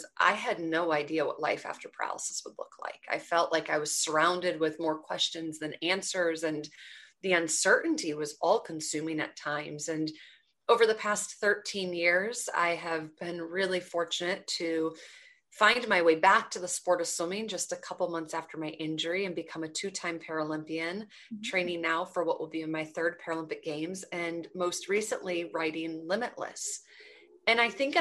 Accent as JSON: {"language": "English", "area": "Twin Cities", "region": "Minnesota", "country": "United States", "tie": "born or raised there", "said": "I grew up in the Twin Cities in Minnesota"}